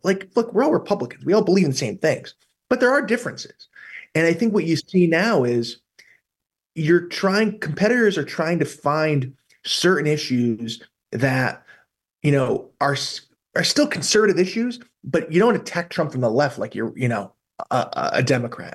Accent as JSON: {"language": "English", "region": "New England", "country": "United States", "said": "I'm, I'm from New England"}